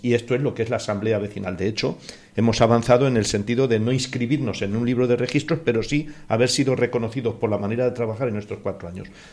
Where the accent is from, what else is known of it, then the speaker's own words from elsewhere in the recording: Motilla del Palancar, Castilla-La Mancha, Spain; moved away as an adult; now in Perales del Río, Spain; yo, que soy de pueblo, acabo de cumplir hace poquito 60 años y llevo 40 en Perales desde el 78, más tiempo que en mi pueblo Motilla del Palancar de Cuenca